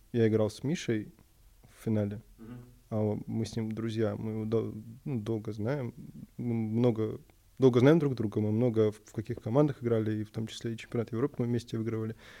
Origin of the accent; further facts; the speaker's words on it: Moscow, Russia; Я москвич